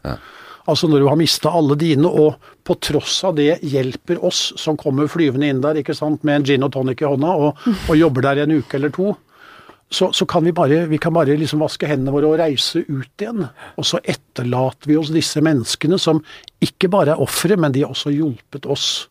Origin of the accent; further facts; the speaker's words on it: Norway; also born or lived in northern Spain; her hjemme i Norge